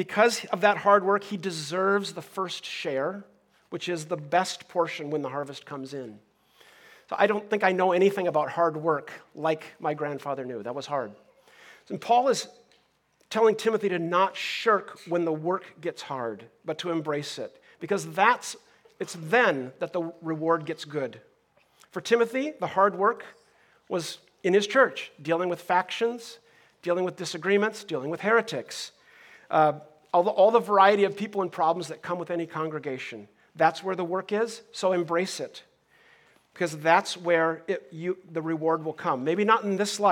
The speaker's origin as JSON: {"language": "English", "region": "Minnesota", "country": "United States", "tie": "born or raised there", "moved": "yes", "lives_now": "Southern California, United States", "said": "I grew up in Minnesota"}